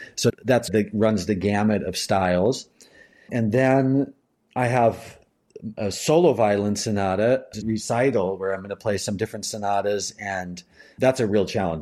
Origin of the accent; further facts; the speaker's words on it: Asheville, North Carolina, United States; now in Berlin, Germany; my hometown.